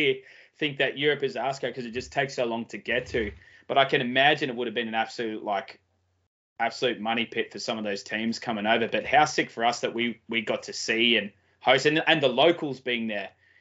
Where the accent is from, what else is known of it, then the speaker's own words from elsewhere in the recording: Australia; being an Aussie